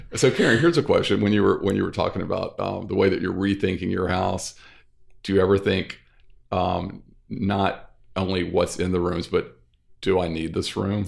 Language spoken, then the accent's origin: English; North Louisiana, United States; moved away as an adult; also born or lived in New York City; now in New Orleans, United States; I grew up in North Louisiana